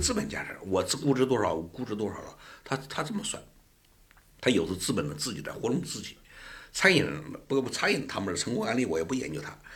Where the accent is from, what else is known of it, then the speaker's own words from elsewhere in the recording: Anhui, China; now in Beijing, China; 我们安徽人